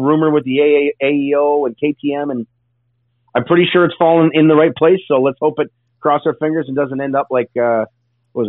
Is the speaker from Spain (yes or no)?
no; Canada; me being Canadian